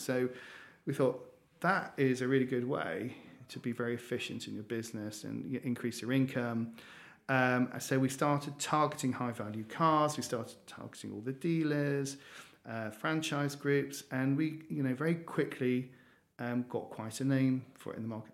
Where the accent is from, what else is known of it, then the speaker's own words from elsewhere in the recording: Newcastle upon Tyne, North East England, United Kingdom; moved away; I am a Geordie, um, so I grew up in Newcastle, a little bit colder than down here